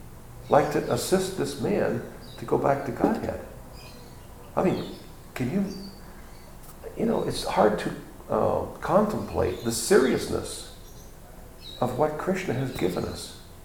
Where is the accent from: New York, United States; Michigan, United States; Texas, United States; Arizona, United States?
Texas, United States; I'm from Texas. And you talking bad about the Cowboys?